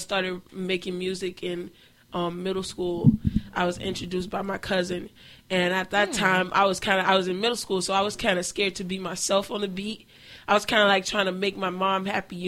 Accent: Miami, Florida, United States; I'm coming from Liberty City

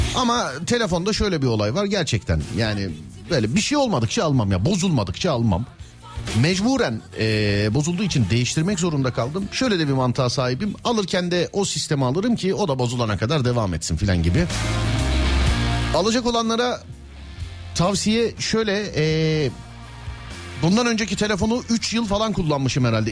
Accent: Istanbul, Turkey; Ben İstanbulluyum.

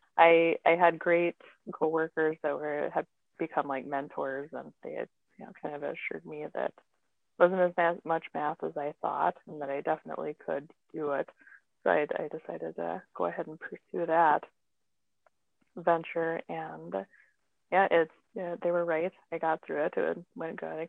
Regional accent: Pine Ridge Reservation, South Dakota, United States; moved away as an adult; also born or lived in Fargo-Moorhead; now in Fargo, United States; I grew up on the Pine Ridge Reservation in South Dakota.

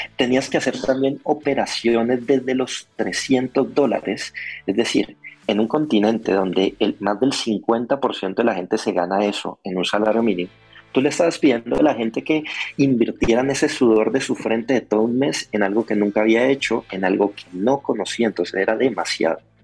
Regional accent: Colombia; yo como colombiano

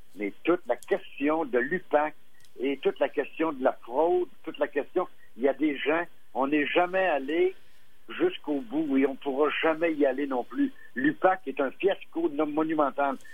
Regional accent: Quebec, Canada; chez nous, au Québec

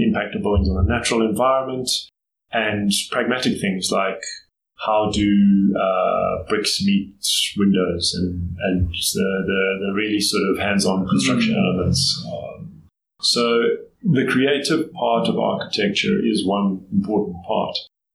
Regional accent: Johannesburg, Gauteng, South Africa; I grew up in Johannesburg. I'm one of the few people who's from Johannesburg and was actually born here and grew up here.

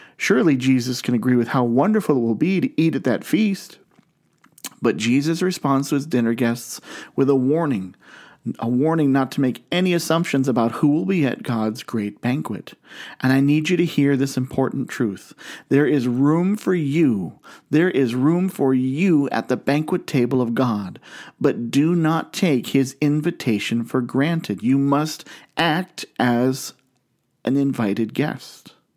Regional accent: Canton, Ohio, United States; I grew up in Canton, Ohio

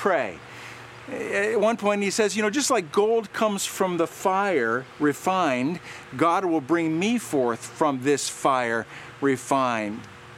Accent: Ohio, United States; Like I said, I grew up around Cedar Point. My siblings worked here.

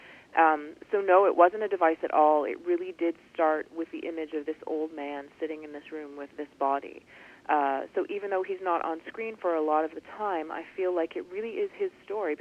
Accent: Toronto, Ontario, Canada; I'm from Toronto, Canada

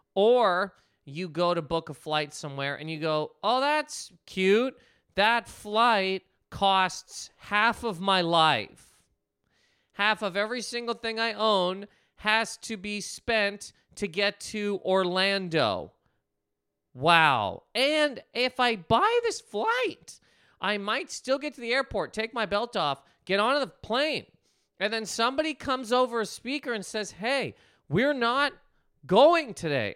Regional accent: Canada; moved away; I'm Canadian, Canadian human man

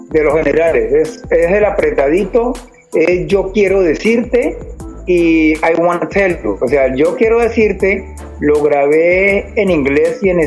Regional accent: Cali, Valle del Cauca, Colombia; geográficamente estamos hablando de que yo soy de Cali

